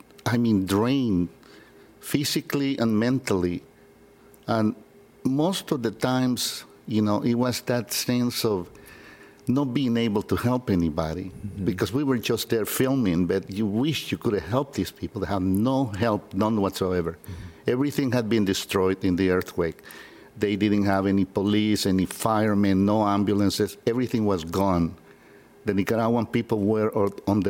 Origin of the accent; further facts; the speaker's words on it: San Salvador, El Salvador; Born and raised in San Salvador, El Salvador